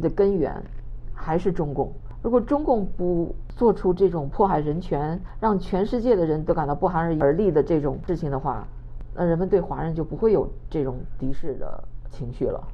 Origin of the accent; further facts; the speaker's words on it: China; now in United States; 我们中国人